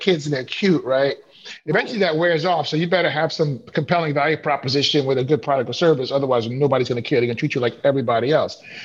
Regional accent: New York City, New York, United States; moved away as an adult; also born or lived in Chicago / Appleton, Wisconsin; I grew up in Flatbush, Brooklyn

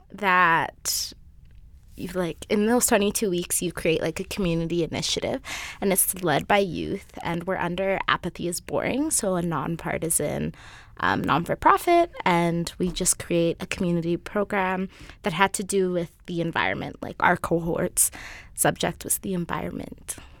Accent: Kenya; now in Alberta, Canada; I'm not from here. I'm from Kenya

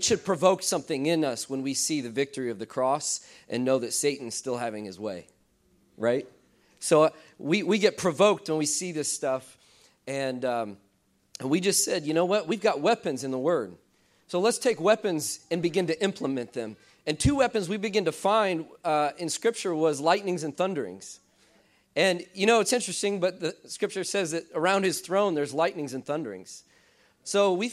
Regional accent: central Illinois, United States; I'm from Illinois. I'm from central Illinois.

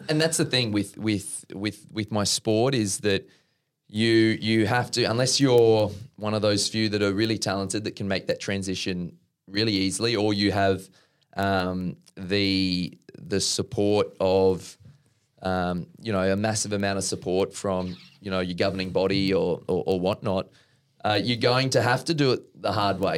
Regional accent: Brisbane, Queensland, Australia; my folks' place at Norman Park.

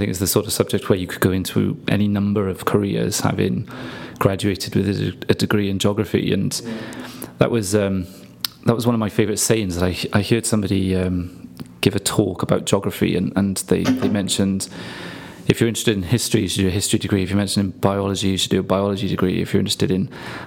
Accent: Swansea, Wales, United Kingdom; moved away as an adult; I didn't hear a huge amount of Welsh being spoken growing up in Swansea

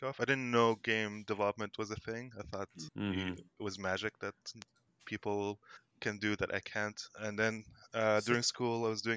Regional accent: Saudi Arabia; moved away as an adult; also born or lived in Montreal; I grew up in Saudi Arabia

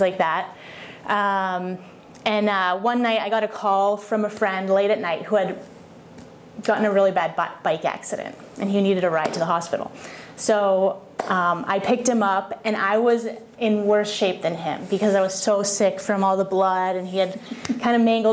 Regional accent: Boston, Massachusetts, United States; moved away as an adult; also born or lived in Colorado; So I was born and raised in Boston, Massachusetts. I lived in a town about 30 minutes outside of downtown Boston. So grew up in New England

